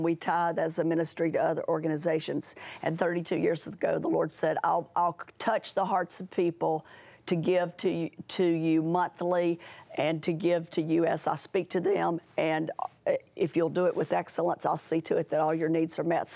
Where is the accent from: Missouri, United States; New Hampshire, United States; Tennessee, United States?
Tennessee, United States; moved away; I was from Tennessee, the first home was in West Monroe, Louisiana